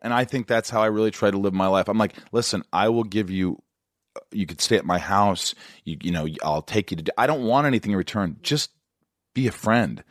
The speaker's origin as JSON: {"language": "English", "region": "Indiana", "country": "United States", "tie": "born or raised there", "also_born_or_lived": "Kentucky / New York", "moved": "as an adult", "said": "I grew up in Indiana"}